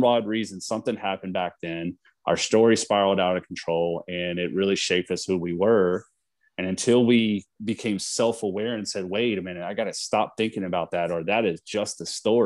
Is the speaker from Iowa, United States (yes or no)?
no; Texas, United States; moved away as an adult; now in California, United States; we're both from Texas. We were born and raised.